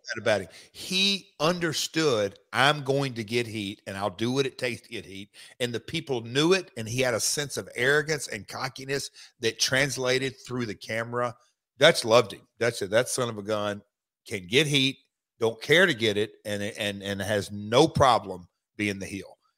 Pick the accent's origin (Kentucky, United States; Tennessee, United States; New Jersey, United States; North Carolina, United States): Tennessee, United States; Nashville; living and growing up in Nashville